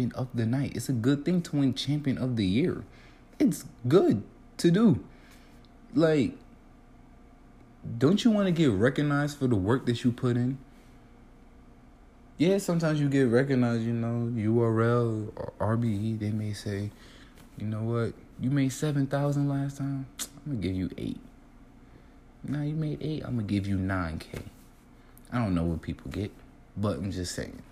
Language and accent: English; New York City, New York, United States; I'm from Brooklyn.